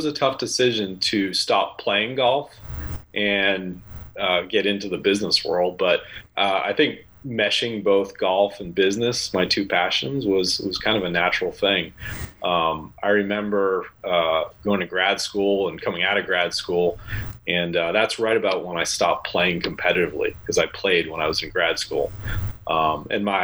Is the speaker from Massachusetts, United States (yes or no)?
yes; Massachusetts, United States; I grew up in Massachusetts